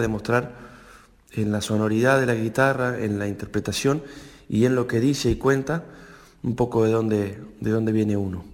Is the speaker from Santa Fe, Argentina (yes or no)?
no; Urdampilleta, Buenos Aires Province, Argentina; de unos amigos hacheros de, de Urdampilleta, de mi pueblo